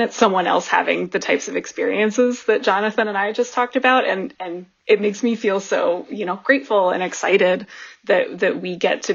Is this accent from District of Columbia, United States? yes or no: yes; Washington, District of Columbia, United States; now in New York, United States; I grew up in Washington, D.C.